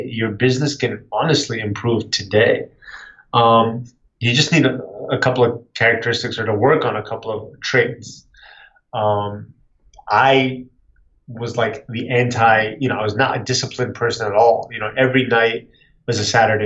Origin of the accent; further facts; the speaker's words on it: Connecticut, United States; also born or lived in San Francisco, California; I was raised in Connecticut